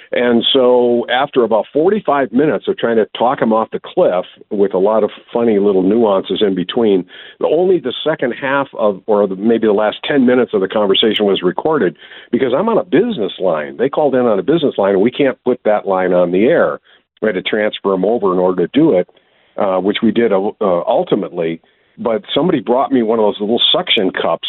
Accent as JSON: {"language": "English", "region": "Wisconsin", "country": "United States", "tie": "born or raised there", "said": "I'm from Wisconsin"}